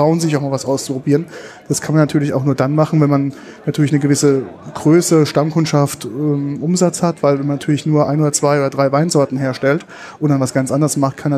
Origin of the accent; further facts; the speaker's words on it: Rhineland-Palatinate, Germany; also als Pfälzer hat man natürlich ähm, richtige Gläser, die sogenannte Dubbelgläser.